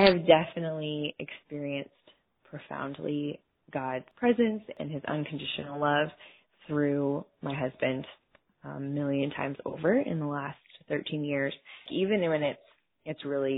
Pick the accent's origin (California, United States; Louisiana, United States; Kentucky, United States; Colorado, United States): Colorado, United States; moved away as an adult; now in Texas, United States; I'm originally from Colorado, but I've lived in the great state of Texas for the last 13 years. We live here with our three daughters, Maria, Claire, and Lucy.